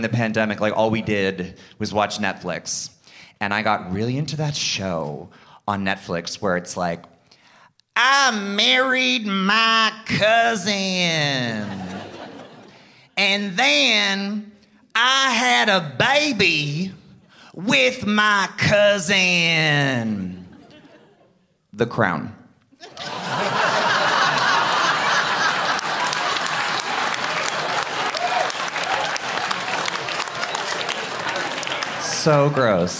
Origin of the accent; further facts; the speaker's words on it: Ottawa, Ontario, Canada; I'm from Ottawa. I'm from the East End